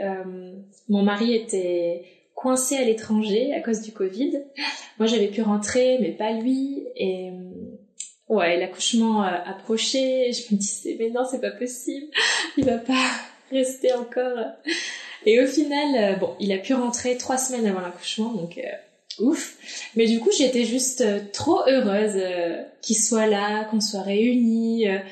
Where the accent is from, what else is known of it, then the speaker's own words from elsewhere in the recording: Dunkirk, Hauts-de-France, France; now in Lyon, France; je suis originaire de Dunkerque, du nord de la France, mais je vis actuellement sur Lyon